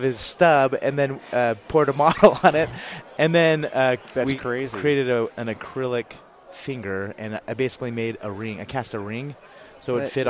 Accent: Utah, United States; I'm from Utah.

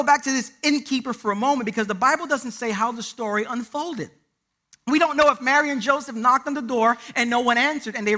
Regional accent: Puerto Rico; I'm Puerto Rican

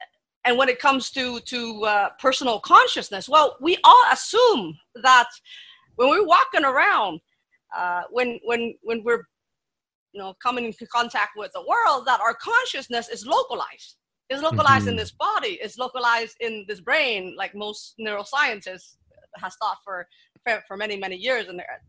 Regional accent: Vietnam; Well, you see, my background is I grew up in Vietnam and I was born after the war.

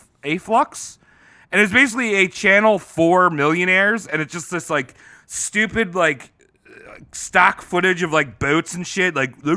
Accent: United States; I'm American. I'm calling him Jake.

